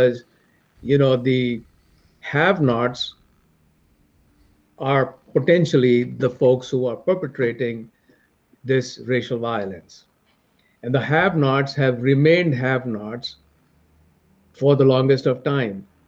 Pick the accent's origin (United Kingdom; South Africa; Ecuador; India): India; now in United States; I'm from India